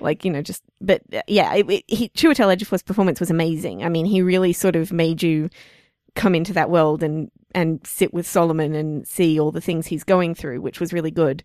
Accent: Australia; we're Australian

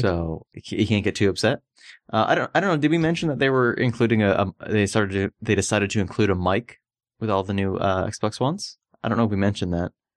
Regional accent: Florida, United States; I grew up in Florida

